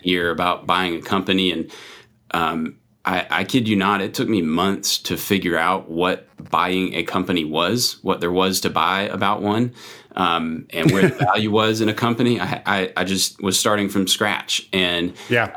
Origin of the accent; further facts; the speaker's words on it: South Carolina, United States; moved away as an adult; now in Virginia, United States; I grew up in South Carolina